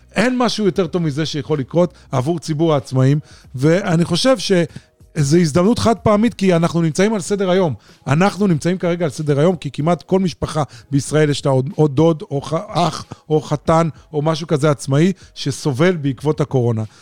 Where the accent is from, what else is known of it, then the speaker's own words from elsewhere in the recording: Holon, Tel Aviv District, Israel; גדלתי והתחנכתי בעיר חולון